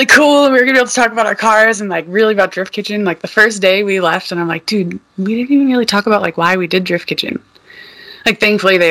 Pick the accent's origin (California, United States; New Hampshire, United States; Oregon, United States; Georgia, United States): New Hampshire, United States; I'm from New Hampshire, I ain't from there